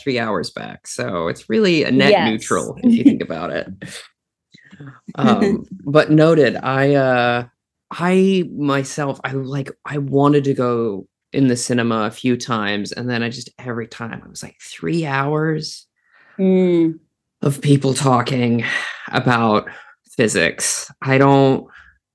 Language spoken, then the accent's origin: English; New York, United States; as like a New Yorker